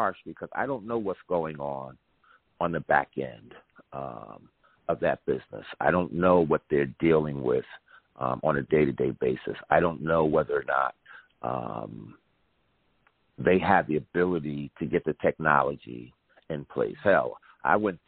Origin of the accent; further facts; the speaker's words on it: New Jersey, United States; I'm from Jersey